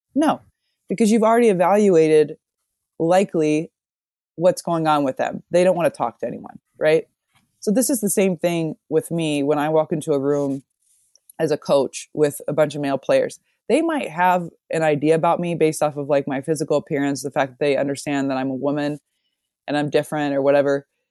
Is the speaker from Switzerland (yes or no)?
no; Omaha, Nebraska, United States; moved away as an adult; also born or lived in Amsterdam, Netherlands; I'm from Omaha